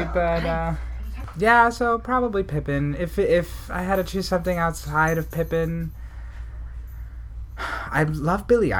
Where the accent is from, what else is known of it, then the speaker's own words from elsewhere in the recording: New York City, New York, United States; also born or lived in Long Island, New York / New Jersey; I am a New York City based actor, which means I am from New York, but I'm also born and raised in New York, from Queens, and moved out to Long Island, and then went to school in New Jersey, and now I live up on Central Park North. So I'm a big Northeast guy.